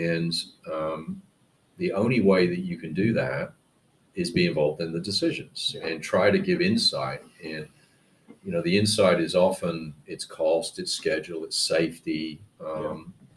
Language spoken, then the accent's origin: English; United Kingdom; moved away; I went back to the UK and worked for a startup called the Building Modeling Company